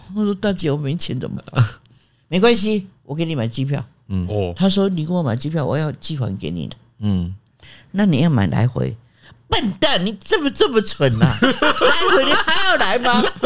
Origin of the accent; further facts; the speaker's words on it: Jiufen, New Taipei, Taiwan; moved away as an adult; also born or lived in Australia; 我出生在九份嘛